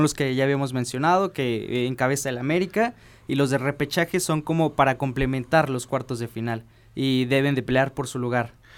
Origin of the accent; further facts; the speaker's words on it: Puebla, Mexico; Yo sinceramente soy poblano, le voy al Puebla